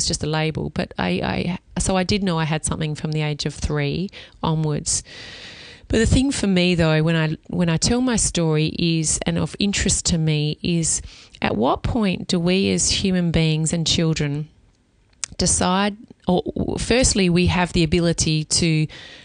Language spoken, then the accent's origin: English; Adelaide, South Australia, Australia; I'm from Adelaide.